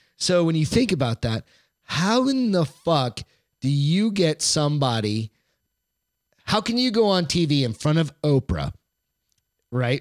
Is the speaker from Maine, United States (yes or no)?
yes; Maine, United States; I was born there